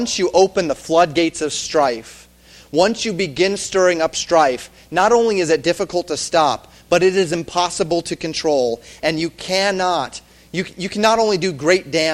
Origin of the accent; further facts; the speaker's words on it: the West, United States; I grew up in the West